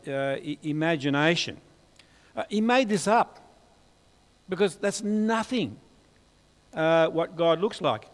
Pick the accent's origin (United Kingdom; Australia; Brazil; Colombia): Australia; Hobart, Tasmania; I'm from Hobart